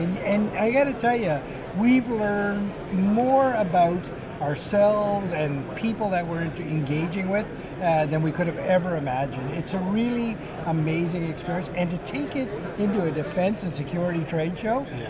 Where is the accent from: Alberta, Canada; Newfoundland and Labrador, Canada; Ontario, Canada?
Newfoundland and Labrador, Canada; we're two fellas from Newfoundland